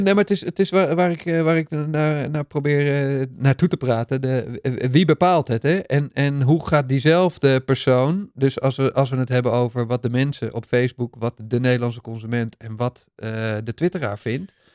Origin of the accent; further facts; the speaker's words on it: Netherlands; zijn we toch als Nederlanders toch ook maar weer Nederlanders.